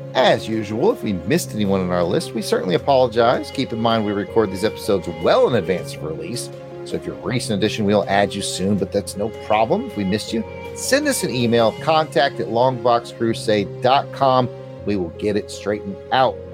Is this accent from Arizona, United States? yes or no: no; Alabama, United States; I'm from Alabama.